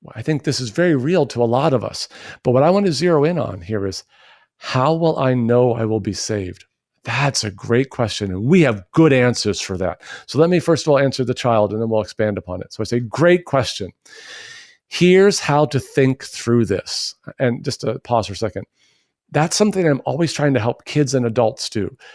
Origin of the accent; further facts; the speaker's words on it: United States; we as American Christians